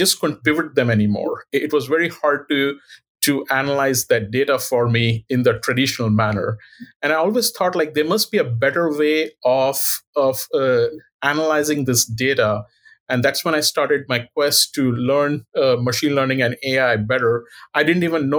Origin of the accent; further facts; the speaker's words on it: India; moved away as an adult; now in Cleveland, United States; I was born in India and I did my medical school training in India. And then subsequently, I came here in 2001.